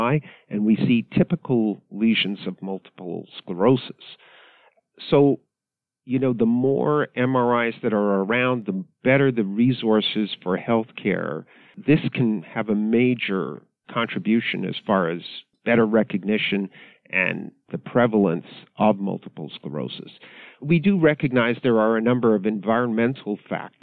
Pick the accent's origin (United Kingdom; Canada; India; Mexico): Canada; moved away as an adult; also born or lived in Ottawa, Canada; now in United States; I was born and raised in Canada. So Canada is a very bilingual country. I grew up in English Canada